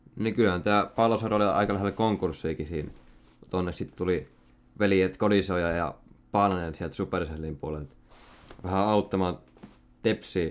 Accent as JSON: {"language": "Finnish", "town": "Salo", "region": "Southwest Finland", "country": "Finland", "said": "Mä oon Salosta"}